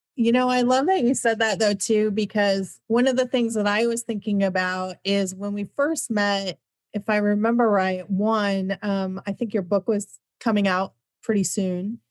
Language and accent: English; Midwest, United States; I'm from the Midwest.